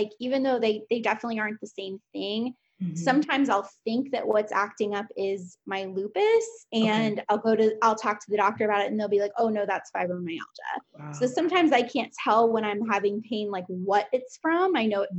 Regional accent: Fort Lauderdale, Florida, United States; I grew up in Fort Lauderdale

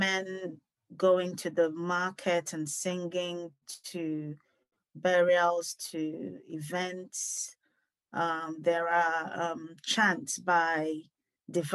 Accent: Enugu, Enugu State, Nigeria; now in London, United Kingdom; I was born in England, in London here, but grew up in Enugu, Nigeria. So we moved back to Nigeria when I was about 6 years old

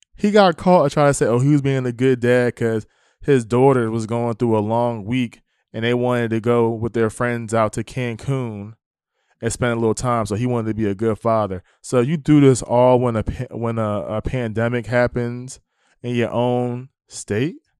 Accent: New Jersey, United States; now in Texas, United States; I'm from New Jersey

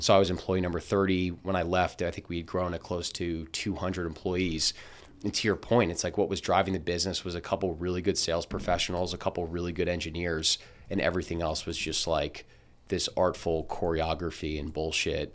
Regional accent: Princeton, New Jersey, United States; also born or lived in Boston; I grew up in Princeton, New Jersey

